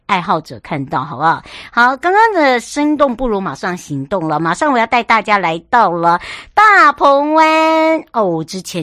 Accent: Yuli, Hualien County, Taiwan; 从呃我的家乡玉里一直要到台东，

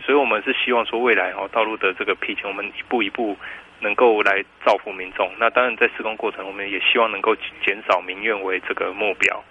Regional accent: Keelung, Taiwan; 我本身是基隆人

